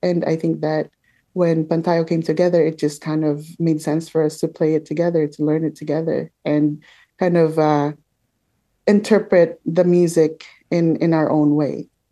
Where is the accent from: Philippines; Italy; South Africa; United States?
Philippines; Manila, Metro Manila; now in Toronto, Canada; I grew up in the Philippines in Manila